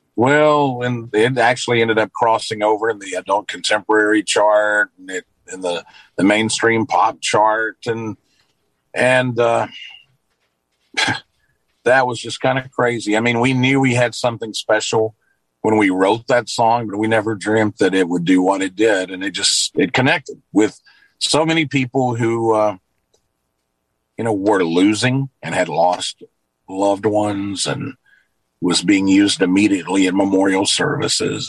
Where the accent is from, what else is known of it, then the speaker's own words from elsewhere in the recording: Luverne, Alabama, United States; moved away as an adult; also born or lived in Nashville, Tennessee; I worked through high school at a radio station here in my hometown of Luverne.